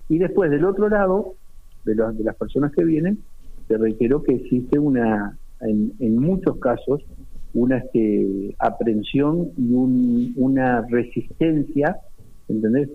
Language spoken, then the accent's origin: Spanish; Uruguay; now in Spain; yo soy de Uruguay